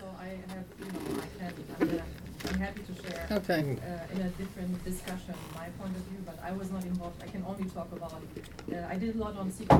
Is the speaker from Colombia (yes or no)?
no; Germany; moved away; I'm not American, I grew up in Germany.